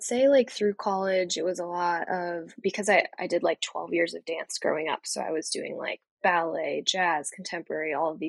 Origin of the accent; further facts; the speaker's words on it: East Coast, United States; And so it's been really cool to like access different sports that I really was not familiar with growing up on the East Coast.